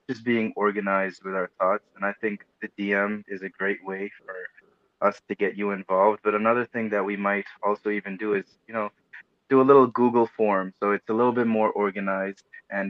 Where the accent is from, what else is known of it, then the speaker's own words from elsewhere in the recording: New Hyde Park, New York, United States; also born or lived in Elmhurst, Queens, New York / Woodside, Queens, New York; I was born in Elmhurst and I lived in Woodside until about fifth grade. And then I moved to the same city as Tim, New Hyde Park, in 2005. And then I've been there ever since